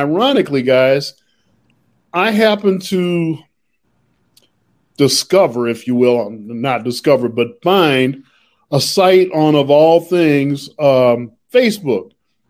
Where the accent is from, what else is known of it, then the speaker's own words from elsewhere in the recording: Chicago, Illinois, United States; as an African-American with a fairly good education growing up in Chicago